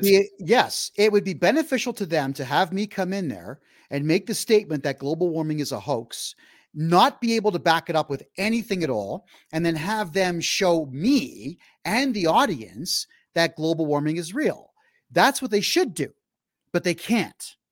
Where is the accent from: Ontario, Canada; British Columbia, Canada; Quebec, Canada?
Ontario, Canada; Mississauga; In the city of Mississauga, which is to the west of Toronto, that's my hometown